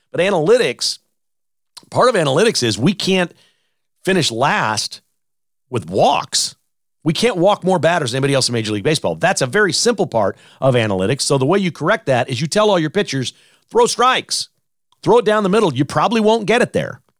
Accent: United States; I'm an American

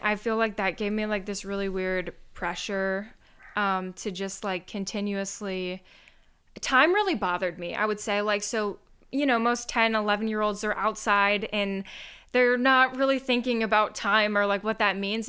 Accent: Michigan, United States; moved away as an adult; I'm from Michigan, so I literally came across the country

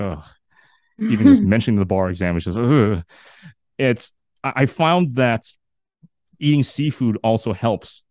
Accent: Canada; a Canadian-born Chinese person

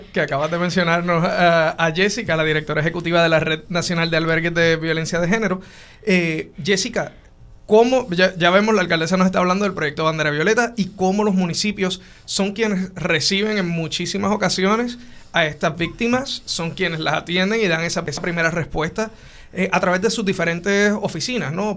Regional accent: Puerto Rico; como puertorriqueño

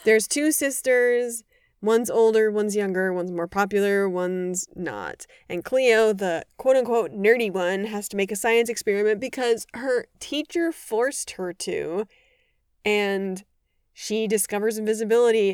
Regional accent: Madison, Wisconsin, United States; now in Chicago, United States; I either grew up right outside of Madison or I grew up in Madison

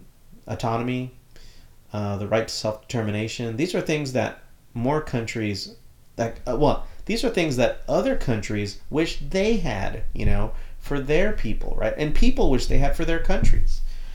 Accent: Texas, United States; Even in Texas, most Texans understand a little bit of Spanish, and sometimes we talk what's called Spanglish, right?

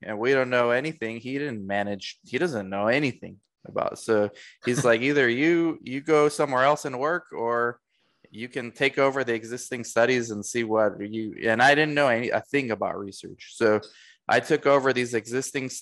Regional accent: United States; also born or lived in Romania / Orange County, California; now in Arizona, United States; We moved to the States when I was 2. So I grew up in the States

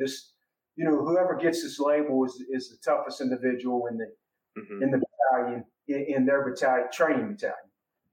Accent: Virginia, United States; also born or lived in Columbus, Ohio; I was 2 years old. And so I grew up in Virginia

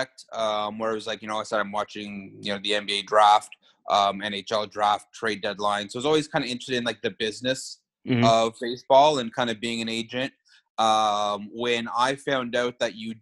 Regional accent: Canada; being Canadian

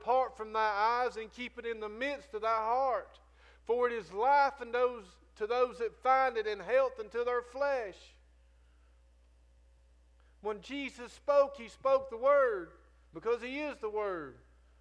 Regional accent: Northwest Florida, United States; I'm from Northwest Florida

